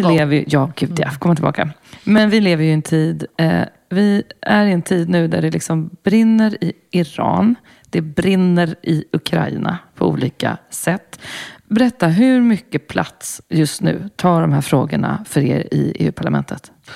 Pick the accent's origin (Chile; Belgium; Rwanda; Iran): Belgium; Brussels, Brussels-Capital Region; moved away; jag växte upp i Bryssel i, med, eh, åttio-nittiotalet